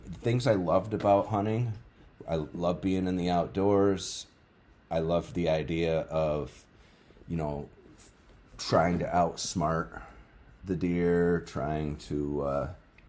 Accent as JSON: {"language": "English", "area": "Adirondack Mountains", "region": "upstate New York", "country": "United States", "tie": "born or raised there", "moved": "yes", "lives_now": "New Hampshire, United States", "said": "I grew up in the Adirondack Mountains in upstate New York, and I hunted out there for years"}